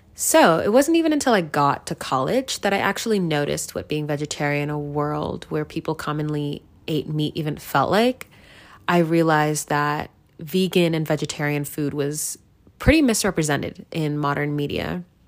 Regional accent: United States; I grew up in America my entire life

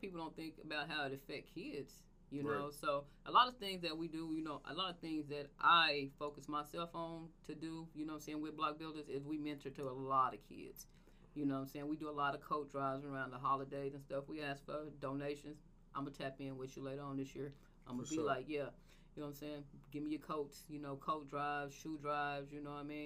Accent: Tulsa, Oklahoma, United States; I grew up in the hood and I'm from North Tulsa

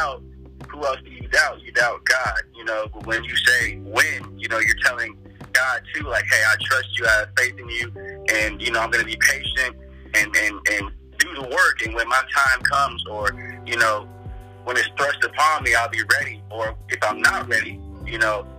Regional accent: Texas, United States; growing up in Texas

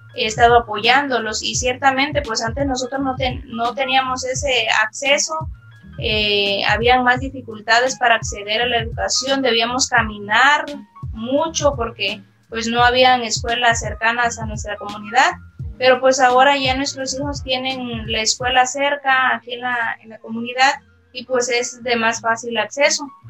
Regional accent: Mexico; como mexicanos

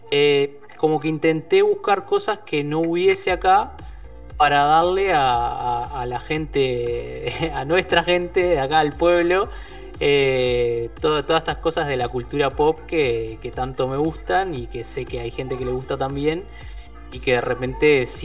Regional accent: Maldonado, Uruguay; yo soy de, acá de Maldonado también, como vos.

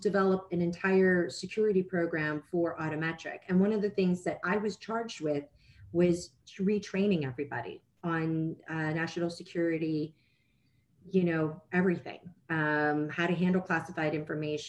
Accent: Pittsburgh, Pennsylvania, United States; moved away as an adult; also born or lived in Penn State; now in Washington, D.C., United States; I was born and raised in Pittsburgh, Pennsylvania.

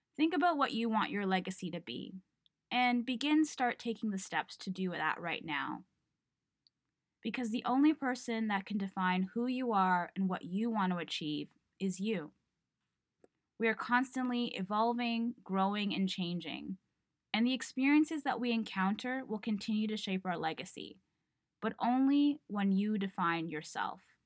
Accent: Toronto, Ontario, Canada; I was born and raised in Toronto

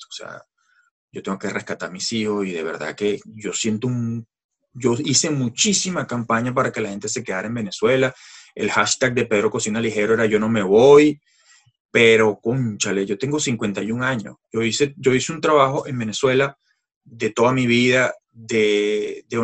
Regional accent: France; Spanish is a second language; Yo no tenía permiso de trabajo. Siendo francés, tú sabes que necesitas un permiso de, independiente y yo no lo tenía.

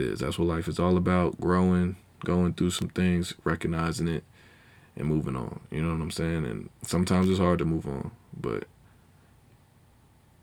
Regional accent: Charlotte, North Carolina, United States; also born or lived in Asbury Park, New Jersey; I was born in Monmouth County Medical, I think. But yeah, then I spent time in Asbury Park, New Jersey, early years. Then I left. You know, we moved. I forgot what age I was, but we moved. And we came down to North Carolina, Charlotte, North Carolina. And been here ever since

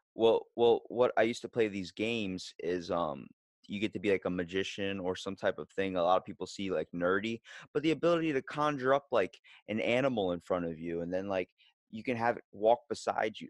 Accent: Ocean City, Maryland, United States; I'm from Ocean City, Maryland. I'm East Coast, not West.

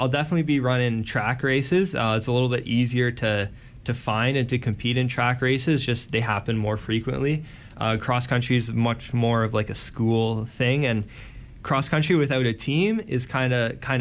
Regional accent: Guelph, Ontario, Canada; I'm from Guelph, and the commute to Hamilton is quite a bit

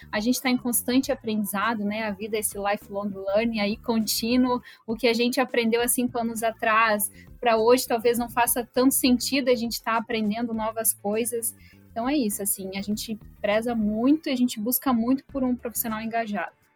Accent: Horizontina, Rio Grande do Sul, Brazil; moved away as an adult; now in Rio de Janeiro, Brazil; Eu sou de Horizontina, do Rio Grande do Sul, então sou gaúcha

